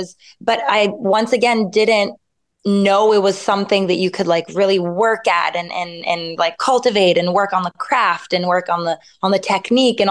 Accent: Montreal, Quebec, Canada; moved away as an adult; now in Paris, France; Yes, I was born and raised in Montreal.

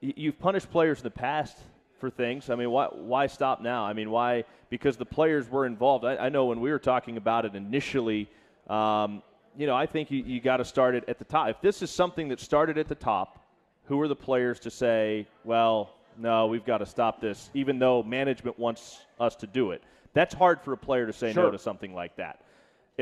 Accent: Kansas City, United States; now in Cincinnati, United States; When I was a kid growing up in Kansas City

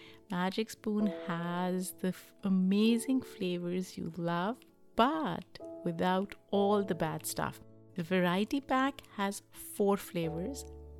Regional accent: Pakistan; Like, I grew up in Pakistan and I watched field hockey.

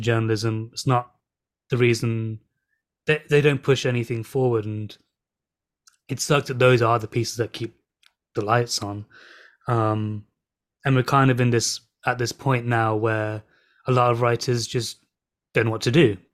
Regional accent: England, United Kingdom; also born or lived in Birmingham / London; I'm from Birmingham and London.

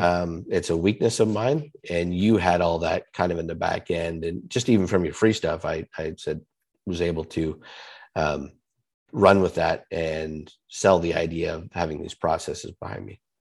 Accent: Canada; I'm Canadian

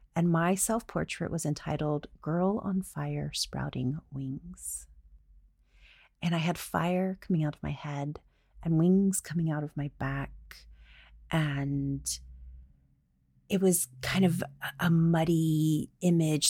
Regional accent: the South, United States; I'm from the South

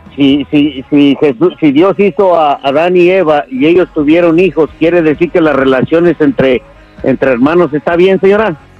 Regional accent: Mexico; Soy mexicano

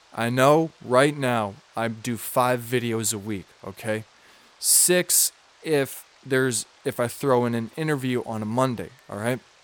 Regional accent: Minnesota, United States; I'm from Minnesota, so we mispronounce a bunch of shit

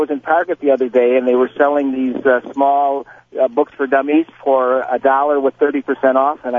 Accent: Detroit, Michigan, United States; now in San Diego, United States; they showed my hometown of Detroit.

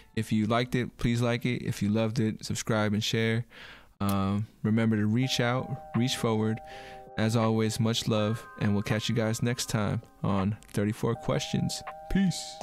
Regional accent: United States; being an American

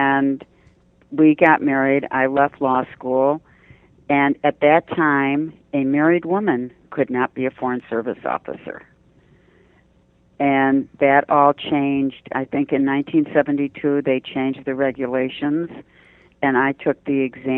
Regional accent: Detroit, Michigan, United States; moved away; I'm from Detroit

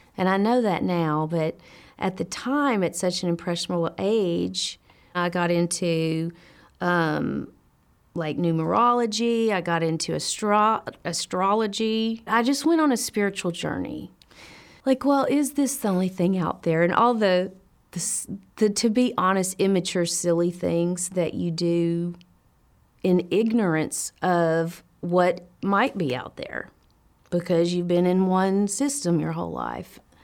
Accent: Nashville, Tennessee, United States; moved away as an adult; now in California, United States; I was born in Nashville, Tennessee, and I've been in California for 18 years.

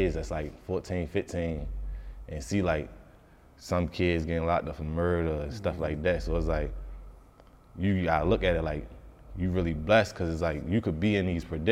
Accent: Baltimore, Maryland, United States; growing up in Baltimore

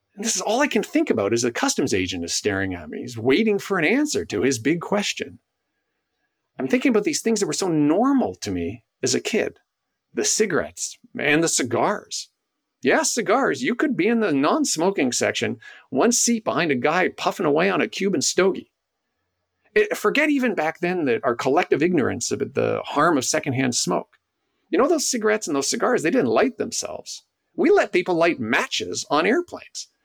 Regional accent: Canada; I'm Canadian

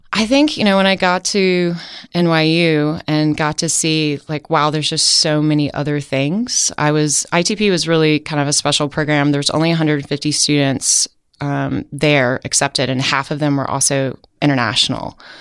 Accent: Outer Banks, North Carolina, United States; moved away as an adult; now in San Francisco, United States; I grew up on the Outer Banks

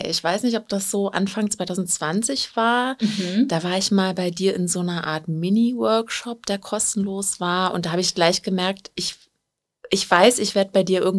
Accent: Berlin, Germany; und ich bin aus Berlin und seit ja, fast zwei Jahren Ordnungsberaterin

